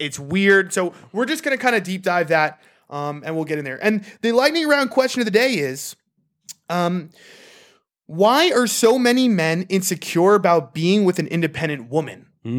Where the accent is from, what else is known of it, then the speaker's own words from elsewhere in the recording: United States; I'm fucking American.